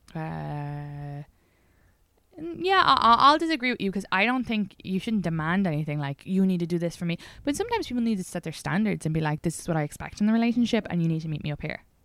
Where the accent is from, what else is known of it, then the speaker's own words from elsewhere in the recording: Ireland; just being Irish